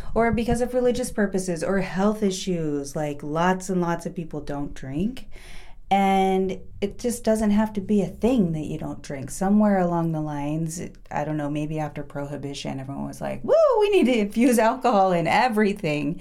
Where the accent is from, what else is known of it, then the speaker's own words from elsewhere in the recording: Oregon, United States; I'm from Oregon, a town of 1,700 people. It's a farm town.